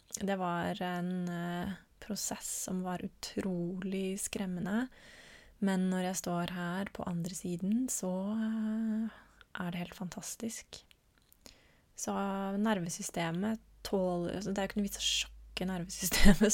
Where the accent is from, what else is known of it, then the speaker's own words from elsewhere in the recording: Norway; en litt mer stabil base her hjemme i Norge